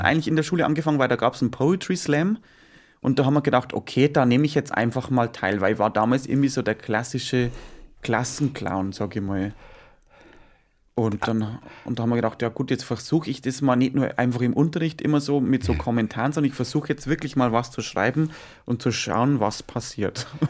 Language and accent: German; Bavaria, Germany; bei uns in Bayern